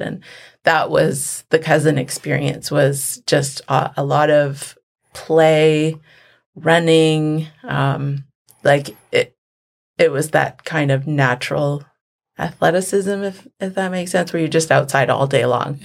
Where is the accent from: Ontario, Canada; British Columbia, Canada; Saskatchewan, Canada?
British Columbia, Canada; Vancouver; also born or lived in Lac La Hache; I grew up in the city, in Vancouver. Um, we moved to Vancouver when I was about four years old